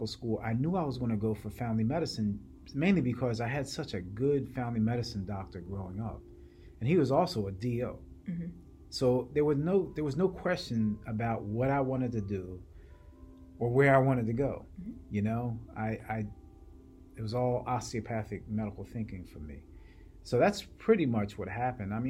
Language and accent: English; Williamstown, New Jersey, United States; The town I grew up in is called Williamstown, New Jersey